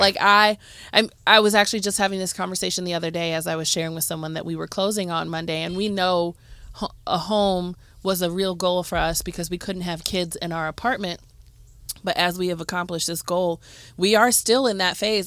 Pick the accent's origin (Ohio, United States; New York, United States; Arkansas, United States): Ohio, United States; Cleveland; growing up in Cleveland